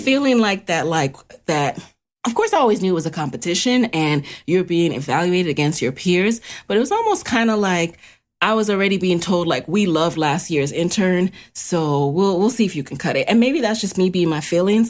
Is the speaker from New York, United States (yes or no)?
yes; New York City, New York, United States; didn't have a car growing up in the city, growing up in the Bronx